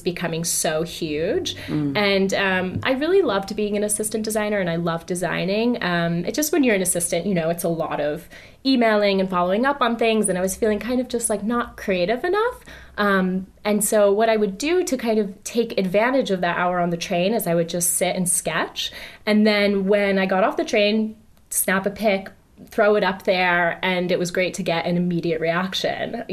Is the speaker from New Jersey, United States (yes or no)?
yes; New Jersey, United States; moved away; also born or lived in Philadelphia; I'm a girl from New Jersey